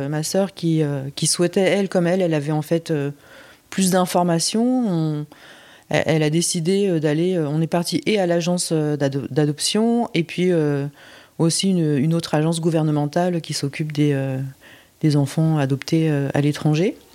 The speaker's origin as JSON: {"language": "French", "region": "Busan", "country": "South Korea", "tie": "born there", "said": "parce qu'en plus j'étais à Busan, ma ville natale, avec avec Isa"}